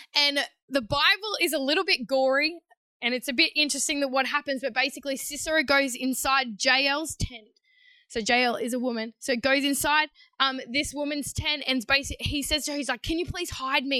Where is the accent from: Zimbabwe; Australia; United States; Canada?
Australia; Queensland; also born or lived in New South Wales; I was living in New South Wales at the time, Queensland girl, but grew up um, for a short period in New South Wales